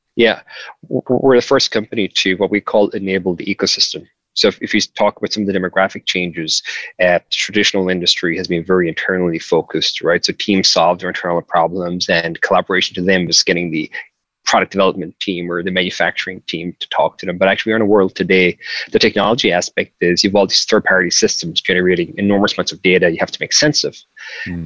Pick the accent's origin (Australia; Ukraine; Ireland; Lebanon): Ireland; Mitchelstown, Munster; moved away as an adult; now in San Francisco, United States; I'm from a really small town. I'm from I'm from Mitchellstown County, Cork